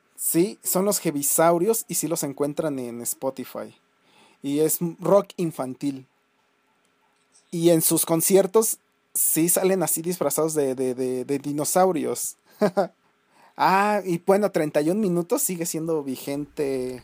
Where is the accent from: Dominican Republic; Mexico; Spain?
Mexico; Celaya, Guanajuato; moved away; en mi pueblo, donde yo antes este, vivía, allá en San Miguel Octopan, que es una un pueblito ahí de las lejanías de Celaya